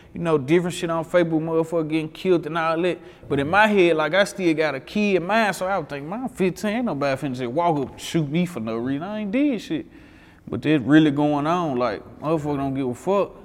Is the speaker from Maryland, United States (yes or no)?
no; Memphis, Tennessee, United States; I grew up in Whitehaven, but my mama, like, she all over. Mm-hmm. My mama was South Memphis, Raleigh, like, she was everywhere